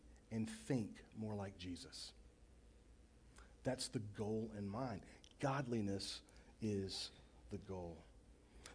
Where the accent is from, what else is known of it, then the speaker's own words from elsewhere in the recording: Baytown, Texas, United States; I grew up in Baytown, Texas, on the east side of Houston, on Burnett Bay